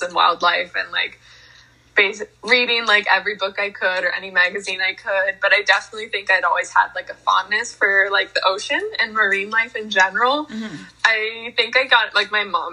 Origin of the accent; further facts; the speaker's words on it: United States; I'm the American version of you